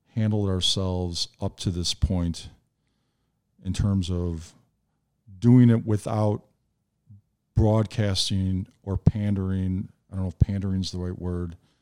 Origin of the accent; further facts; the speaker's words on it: Frankfort Square, Illinois, United States; also born or lived in Chicago; my folks decided to leave the city and we moved down to the South Suburbs and I grew up, uh, down in Frankfort Square